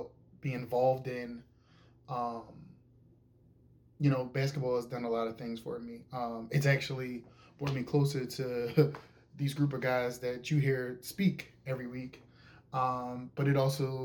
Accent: Philadelphia, Pennsylvania, United States; I am from Philadelphia, Pennsylvania. I am born and raised. I've been here my entire life.

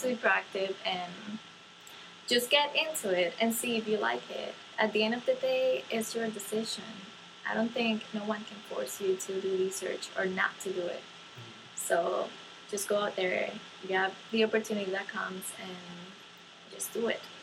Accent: Dominican Republic; moved away; I come from the Dominican Republic

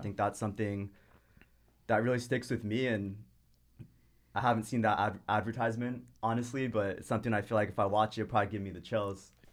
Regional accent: Irvine, California, United States; I grew up in the suburbs in Irvine. So, honestly, the first, basically, twenty-two years of my life were in Irvine

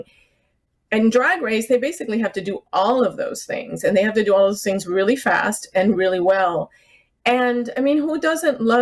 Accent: South Florida, United States; moved away; I grew up in South Florida, and I used to go to the tea parties in South Beach before I moved away

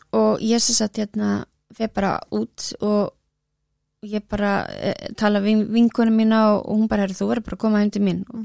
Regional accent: Reykjavík, Capital Region, Iceland; ég er á breyðaldinu

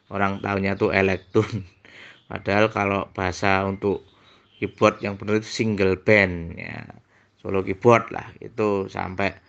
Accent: Surakarta, Central Java, Indonesia; born there; lahir di Dawongetan 3 Januari 83 Saung itu tepatnya di kota Solo yang ada lagunya

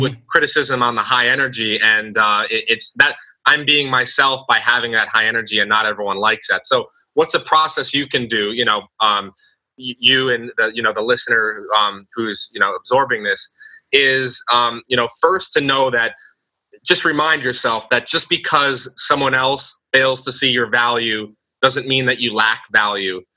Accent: United States; growing up in the United States

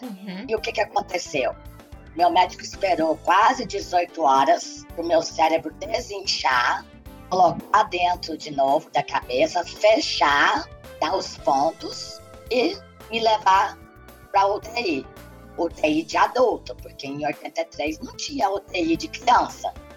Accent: Brazil; eu sou muito brasileira

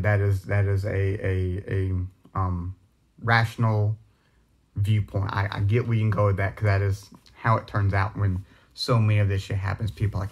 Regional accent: the South, United States; Like, I was raised in the South. I see it all over me.

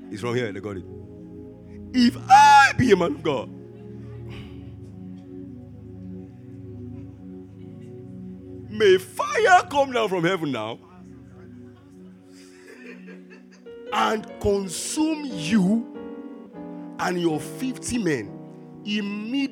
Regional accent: Lagos, Nigeria; I grew up in Ajigule

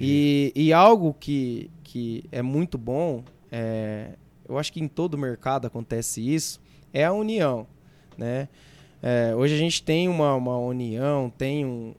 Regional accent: Mirassol, São Paulo, Brazil; also born or lived in Votuporanga; Sou de Mirassol, sou. É, nasci em Votuporanga, mas vim para cá muito, muito pequeno

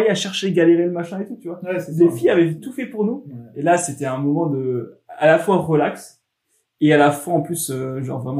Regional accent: France; tu te rends compte que nous, en tant que Français, on est des latins.

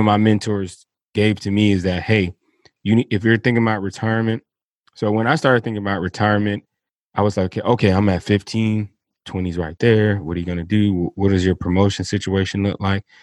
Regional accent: Miami, Florida, United States; moved away as an adult; I grew up in Dade County, down there in Miami, Florida

